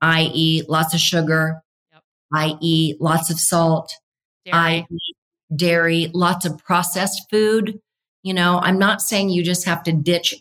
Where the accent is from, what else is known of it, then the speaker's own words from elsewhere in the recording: Nebraska, United States; I grew up in Nebraska with really severe weather